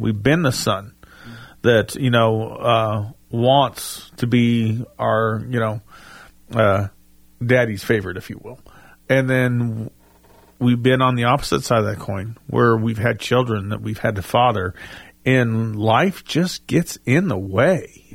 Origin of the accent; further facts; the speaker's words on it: the South, United States; accent: Southern English; we grew up here in the South, so you know, our English is, you know, needs help anyways